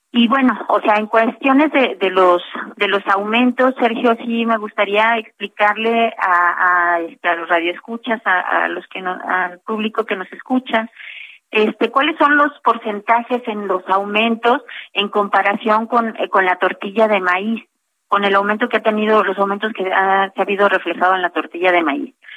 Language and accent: Spanish; Mexico; como mexicanos